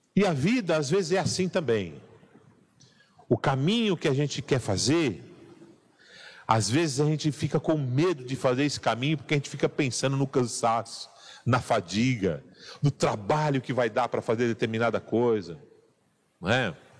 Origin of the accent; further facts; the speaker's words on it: São Paulo, Brazil; Sou é, paulistano